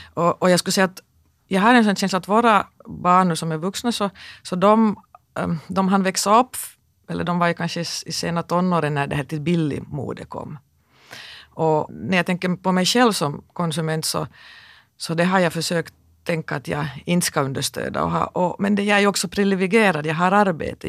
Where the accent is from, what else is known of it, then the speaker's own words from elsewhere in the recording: Kokkola, Central Ostrobothnia, Finland; jag växte upp i Karleby